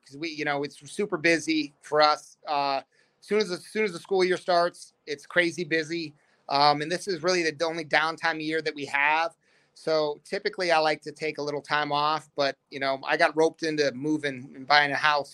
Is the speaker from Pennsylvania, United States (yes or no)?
yes; Erie, Pennsylvania, United States; moved away as an adult; now in Blacksburg, United States; I grew up in Erie, Pennsylvania